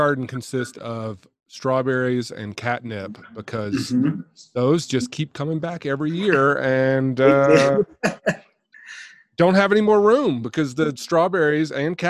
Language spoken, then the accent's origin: English; Clarksville, Tennessee, United States; moved away; also born or lived in Florida; My hometown is Clarksville, Tennessee, which is right on the border up there, like 40 minutes north of Nashville.